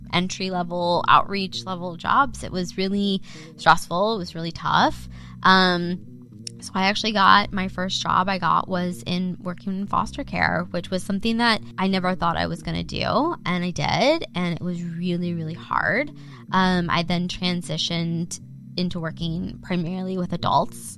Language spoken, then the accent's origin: English; Ohio, United States; moved away as an adult; also born or lived in Indiana; now in Dallas, United States; I am raised in Ohio, not born. I'm born in Indiana